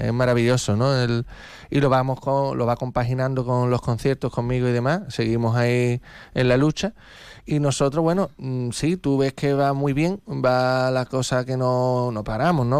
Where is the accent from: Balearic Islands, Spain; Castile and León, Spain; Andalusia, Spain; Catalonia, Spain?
Andalusia, Spain; Algeciras; soy de Algeciras